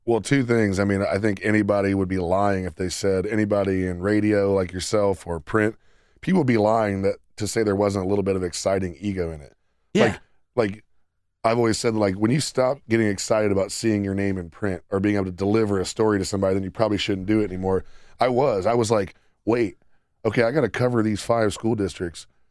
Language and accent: English; Sidney, Ohio, United States; my hometown paper whenever which I was, came home. Which was Sydney Daily News in Shelby County.